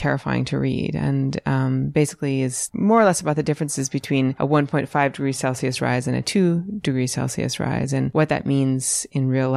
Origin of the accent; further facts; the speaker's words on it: Western Massachusetts, United States; moved away as an adult; now in Johnson, United States; growing up in Western Massachusetts with all the farms in Hadley and in that area